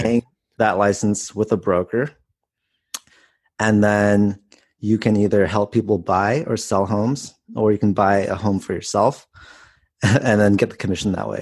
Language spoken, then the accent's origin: English; Palo Alto, California, United States; now in Southern California, United States; I grew up in the Bay Area in Palo Alto.